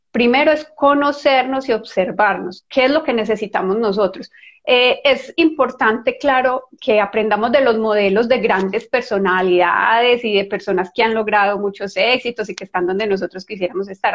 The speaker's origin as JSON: {"language": "Spanish", "country": "Colombia", "said": "yo soy colombiana"}